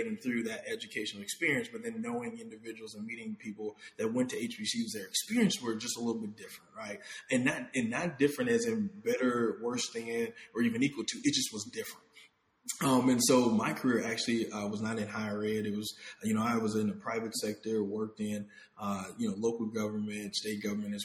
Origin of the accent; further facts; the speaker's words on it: Illinois, United States; I was born and raised in the Midwest, Illinois in particular